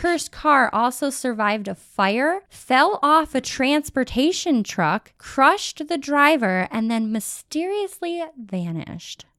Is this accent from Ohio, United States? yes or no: yes; Cleveland, Ohio, United States; I'm from Cleveland